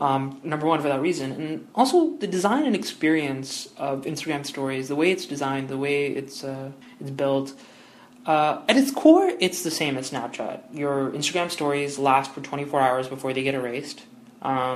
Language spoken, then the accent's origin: English; Toronto, Ontario, Canada; moved away as an adult; now in Windsor, Canada; I study at the University of Windsor, but I'm originally from Toronto.